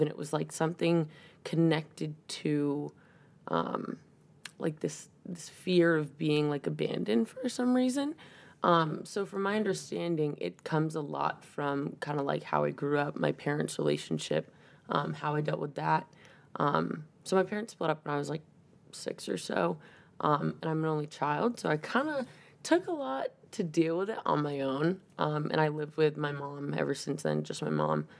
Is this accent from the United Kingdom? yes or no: no; 40 minutes south of Boston, Massachusetts, United States; moved away as an adult; now in Maine, United States; I'm from Mass, uh, just about 40 minutes south of Boston